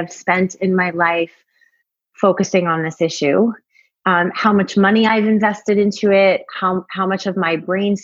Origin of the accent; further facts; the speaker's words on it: Long Island, New York, United States; I grew up on Long Island